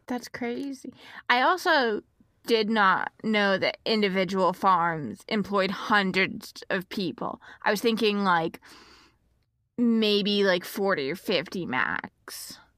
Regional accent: Texas, United States; now in Midwest, United States; we're both from Texas. I live in the Midwest right now

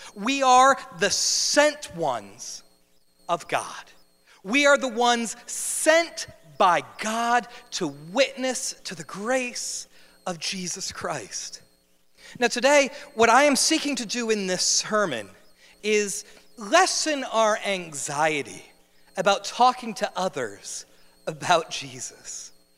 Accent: New Jersey, United States; moved away as an adult; I'm from New Jersey. I'm born and raised in the Garden State.

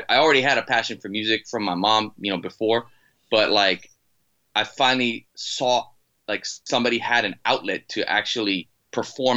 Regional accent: Maui, Hawaii, United States; also born or lived in Boston, Massachusetts; I'm originally from Boston and I was uprooted when I was like seven and my mom had a friend that moved over to Maui, Hawaii, and she kind of followed her there and took me and my brother

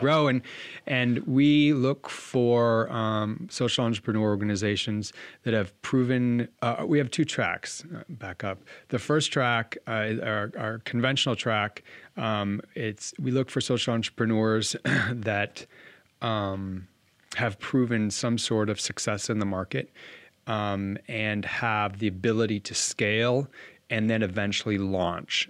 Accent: Bozeman, Montana, United States; moved away as an adult; now in Washington State, United States; born and raised in Bozeman, so I bleed blue

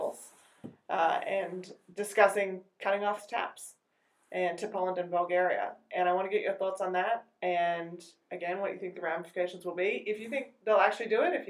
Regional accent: Australia; moved away; as an Australian

